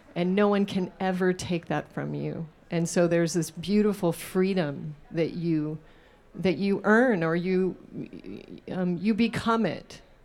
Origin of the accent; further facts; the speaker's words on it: Alaska, United States; I was raised in Alaska on hunted meat. So I grew up on moose tacos